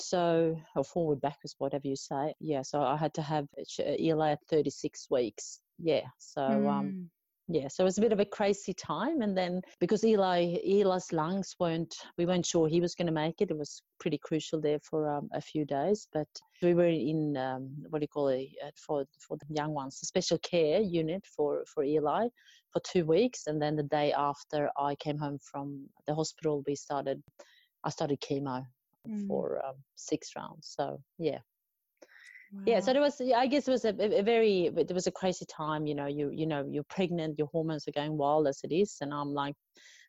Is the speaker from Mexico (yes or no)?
no; Sweden; moved away as an adult; now in Australia; I'm originally from Sweden, but I've been living in Australia for the last 20 years.